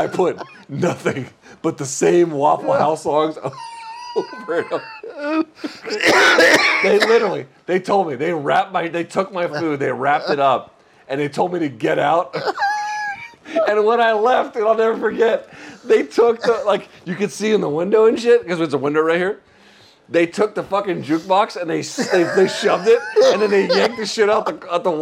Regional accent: Georgia, United States; I grew up in Georgia

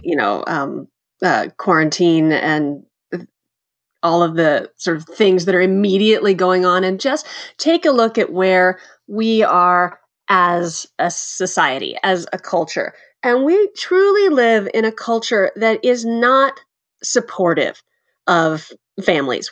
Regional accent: Texas, United States; moved away; also born or lived in Kansas / Chicago / New York; I grew up in Texas and Kansas

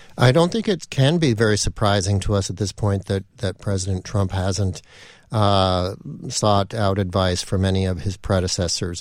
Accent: California, United States; moved away as an adult; now in Washington, United States; I grew up in California

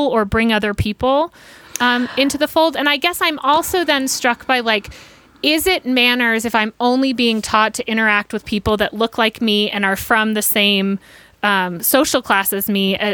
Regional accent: Atlanta, Georgia, United States; I grew up in Atlanta

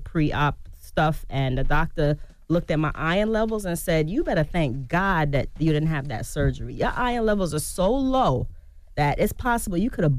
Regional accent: Jamaica; like I said, I'm Jamaican, like, you know, escovitch fish.

